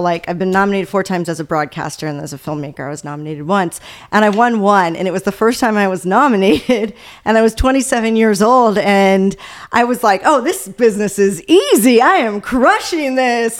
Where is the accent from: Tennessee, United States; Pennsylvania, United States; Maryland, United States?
Maryland, United States; Baltimore; I'm from the Baltimore area